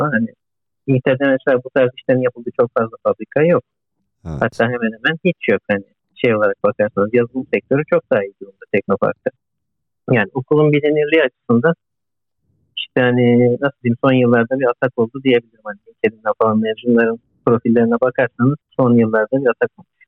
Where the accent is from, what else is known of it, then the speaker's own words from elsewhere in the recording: Izmir, Turkey; moved away as an adult; also born or lived in Demirci, Manisa; Soy ismim Bursa'da. Manisa Demirci doğumluyum. İzmir'de okudum. Yaklaşık 2 yaşından beri İzmir'de büyüdüm.